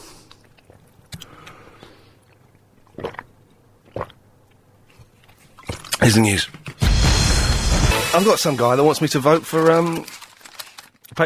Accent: England, United Kingdom; as an Englishman

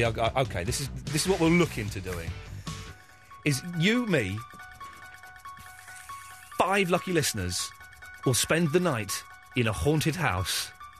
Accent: Slough, South East England, United Kingdom

